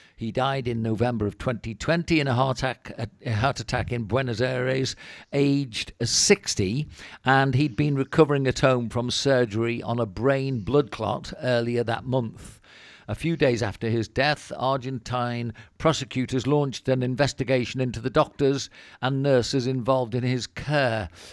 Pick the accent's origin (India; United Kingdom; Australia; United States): United Kingdom; Wirral, Liverpool area, North West England; moved away as an adult; also born or lived in Cornwall; now in Spain; I come from Wirral and, uh, Liverpool area